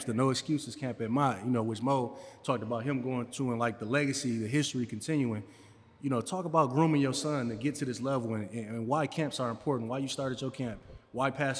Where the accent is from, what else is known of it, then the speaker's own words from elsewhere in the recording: Flint, Michigan, United States; I'm home, raised, born Flintstone